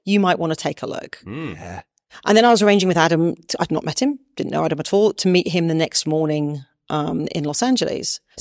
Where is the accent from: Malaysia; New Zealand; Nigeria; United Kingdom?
United Kingdom; I'm British